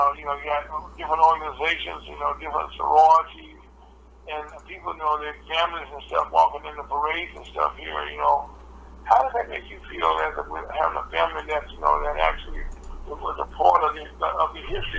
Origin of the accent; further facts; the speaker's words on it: the South, United States; I grew up in the South myself